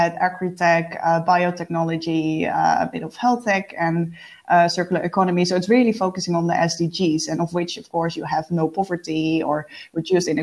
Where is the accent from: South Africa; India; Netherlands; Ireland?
Netherlands; moved away as an adult; now in Stockholm, Sweden; I'm based in Stockholm, Sweden, as you know, but I'm originally from the Netherlands. I moved to Sweden to expand my career abroad 1.5 years ago.